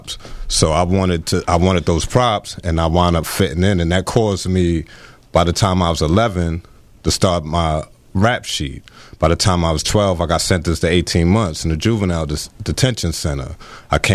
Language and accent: English; New York City, New York, United States; I come from the Pink Houses, grew up in Brownsville as well, and it was predominantly black. And before that, I had grew up until I was 8 years old in Park Slope